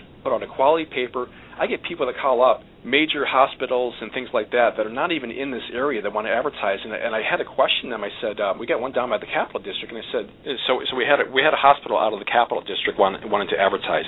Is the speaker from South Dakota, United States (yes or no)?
no; Watertown, New York, United States; I was actually born and raised in Watertown, New York, up north a little bit